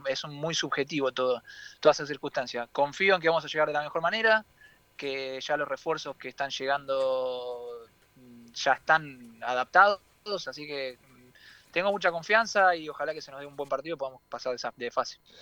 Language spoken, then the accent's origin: Spanish; Argentina; moved away; es especial para mí volver a Argentina